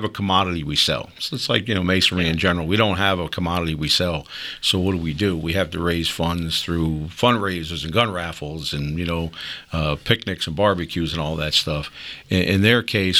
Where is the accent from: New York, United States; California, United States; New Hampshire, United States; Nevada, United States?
New York, United States; New York City; moved away as an adult; also born or lived in Florida; now in Pennsylvania, United States; I'm from New York City originally, born and raised, and then I was a cop in Florida